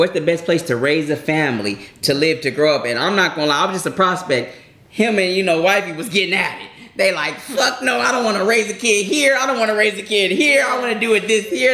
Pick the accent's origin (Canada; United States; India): United States; Inland Empire, California; we grew up in IE L.A., but we IE native for the most part